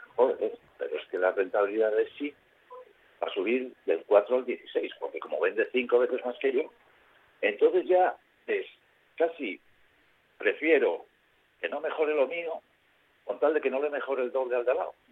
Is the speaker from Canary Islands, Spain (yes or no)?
no; Asturias, Spain; siendo asturianos